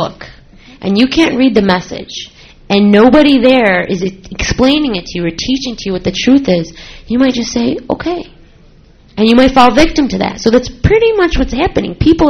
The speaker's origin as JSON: {"language": "English", "country": "Syria", "said": "because I'm from Syria, and I'm sure some people in Syria did bad things, but I don't want me being Syrian to be associated with the Syrian"}